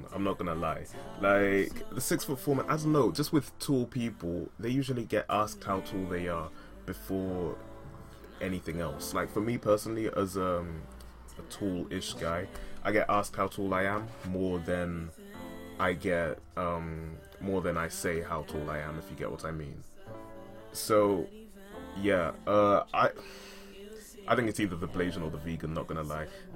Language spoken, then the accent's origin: English; United Kingdom; as we say in the UK.